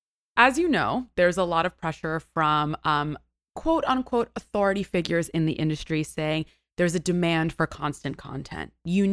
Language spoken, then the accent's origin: English; New York City, New York, United States; So the nucleus of my existence is that I am a born and raised New Yorker.